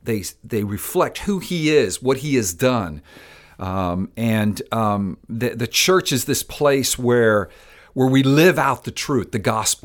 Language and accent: English; Miami, Florida, United States; I'm Cuban-American. I grew up in Miami, Florida, and love that city. And about 22 years ago, the Lord brought me back to Miami to plant a church, Palm Vista Community Church